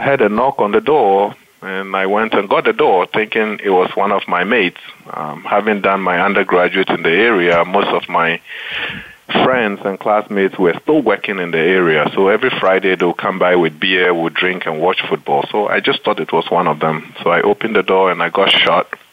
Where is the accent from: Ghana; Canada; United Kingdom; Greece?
Ghana; Accra, Greater Accra; moved away as an adult; also born or lived in United States; I grew up in Ghana, um, mostly with my grandparents who had immigrated from the northern part of Ghana to settle in Accra, which is the capital of Ghana